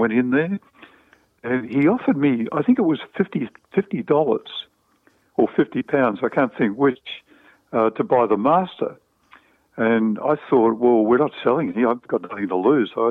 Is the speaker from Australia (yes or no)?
yes; Melbourne, Victoria, Australia; I was brought up in Essendon